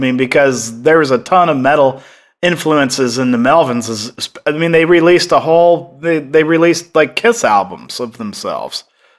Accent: Seattle, Washington, United States; moved away as an adult; I was from Seattle originally

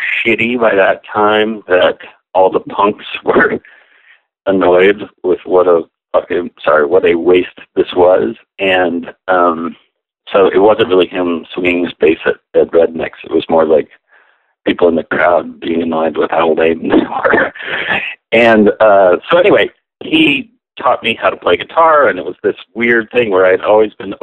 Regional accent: San Antonio, Texas, United States; I grew up in San Antonio, Texas

